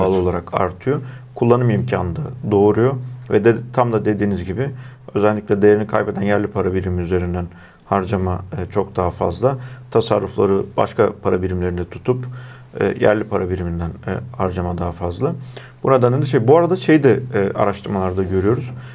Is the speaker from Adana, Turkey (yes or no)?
no; Erzincan, Turkey; benim memleketim olan Erzincan'daki